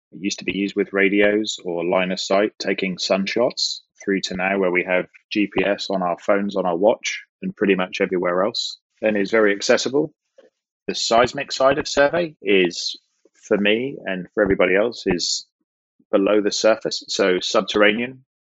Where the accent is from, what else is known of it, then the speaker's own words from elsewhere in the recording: Norwich, East of England, United Kingdom; moved away as an adult; also born or lived in Longmont, Colorado, United States; now in Houston, United States; I'm originally from the United Kingdom in the southern part of the UK, a city called Norwich